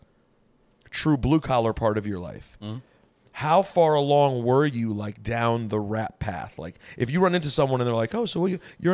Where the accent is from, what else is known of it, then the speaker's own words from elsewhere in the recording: Maryland, United States; moved away as an adult; I'm from Maryland.